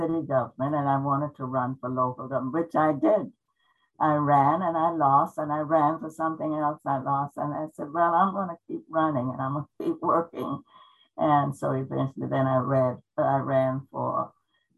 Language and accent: English; the South, United States; moved away as an adult; also born or lived in Germany; now in Tacoma, United States; I grew up in the South